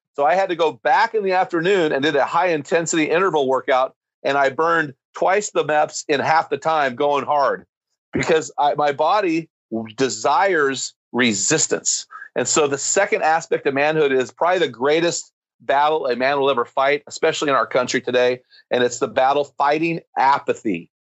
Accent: United States; I'm an American

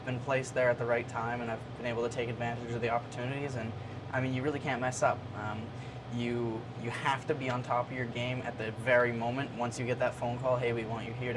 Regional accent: Canada; as a Canadian because we don't have the racing up there

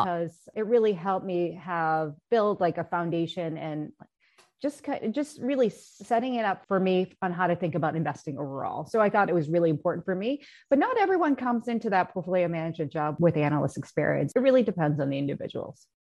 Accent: United States; I am Asian, I am Korean American

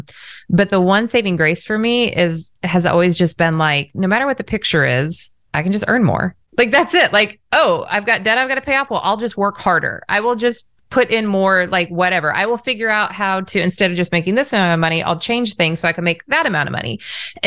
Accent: Orange County, Southern California, United States; I grew up in Southern California, Orange County

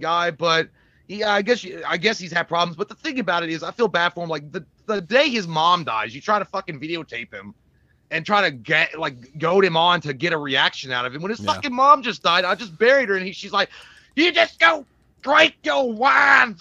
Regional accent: Southern US, United States; accent: Southern; how Southern my accent is determined by my intoxication

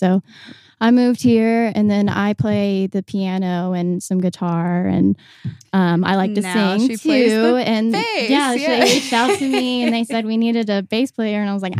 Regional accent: Rineyville, Kentucky, United States; moved away as an adult; also born or lived in Chicago / Virginia; now in Louisville, United States; I danced professionally with some companies in Virginia. So I'm from Rineyville, Kentucky.

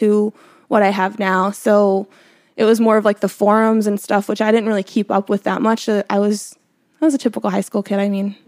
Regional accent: Pennsylvania, United States; moved away as an adult; also born or lived in New York; where I grew up in Pennsylvania too, we didn't have like sneaker stores. It was middle of nowhere

